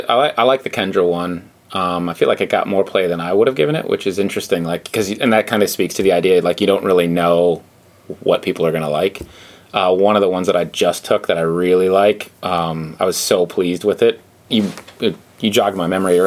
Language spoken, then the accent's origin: English; Northeast, United States; now in New York State, United States; I didn't grow up here in New York State, but I grew up in the Northeast